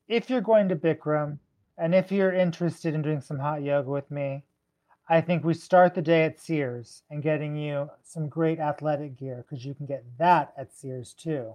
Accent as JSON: {"language": "English", "region": "Southern California", "country": "United States", "tie": "born or raised there", "said": "I grew up in Southern California"}